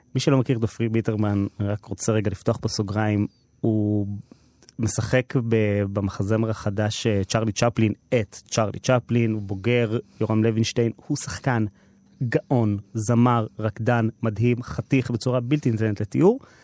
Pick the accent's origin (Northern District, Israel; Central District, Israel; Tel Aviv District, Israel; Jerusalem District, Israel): Tel Aviv District, Israel; Herzliya; אני גדלתי בהרצליה בסביבה ממעמד